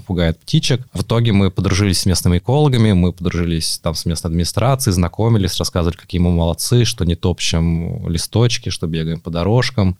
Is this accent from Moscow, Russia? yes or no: yes; Moscow, Russia; Я сам вырос в Москве, в Измайле